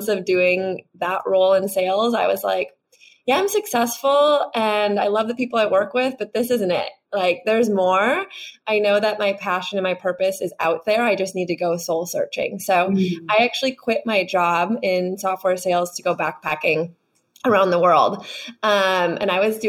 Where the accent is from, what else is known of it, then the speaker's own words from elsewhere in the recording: Wisconsin, United States; moved away as an adult; also born or lived in Chicago, Illinois; now in California, United States; I'm from the Midwest, grew up in Wisconsin, small town